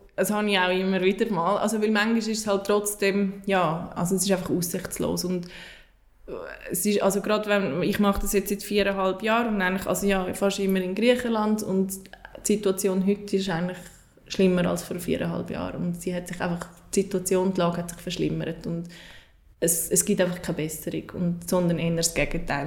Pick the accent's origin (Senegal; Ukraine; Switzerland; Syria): Switzerland; ich als Schweizerin